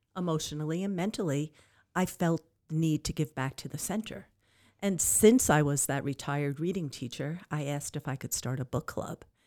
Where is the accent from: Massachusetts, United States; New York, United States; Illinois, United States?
New York, United States; Long Island; moved away as an adult; now in Amarillo, United States; I am originally from Long Island, New York, and I moved to Amarillo six years ago.